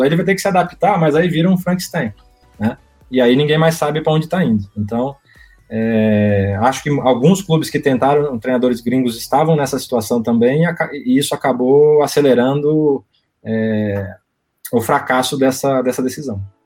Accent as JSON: {"language": "Portuguese", "country": "Brazil", "also_born_or_lived": "France", "moved": "as an adult", "said": "a gente é, brasileiro"}